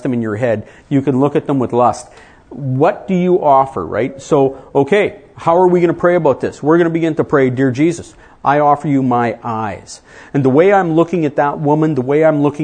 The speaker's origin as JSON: {"language": "English", "country": "Canada", "said": "I come from Canada, I married an American"}